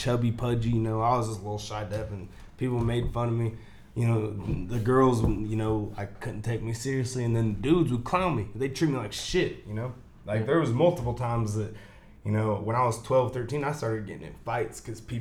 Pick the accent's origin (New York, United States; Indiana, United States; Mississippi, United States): Indiana, United States; New Castle; also born or lived in Cincinnati, Ohio; I grew up mostly in Newcastle